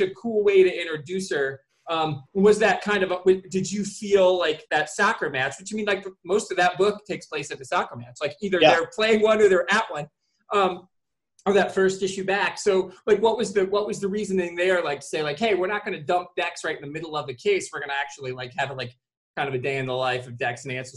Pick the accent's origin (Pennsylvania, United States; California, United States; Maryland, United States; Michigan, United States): Michigan, United States; I'm from Michigan